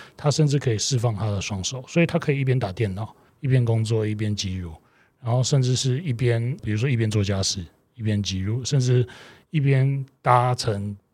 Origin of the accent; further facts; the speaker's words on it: Taiwan; moved away as an adult; now in Indonesia; 像我们台湾人吧，华人